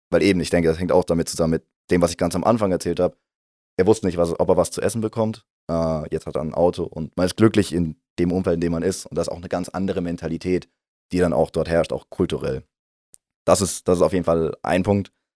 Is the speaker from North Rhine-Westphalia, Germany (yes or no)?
no; near Heidelberg, Baden-Württemberg, Germany; moved away as an adult; now in St. Gallen, Switzerland; Heimat ist, wo ich herkomme, das ist für mich nähe Heidelberg in Deutschland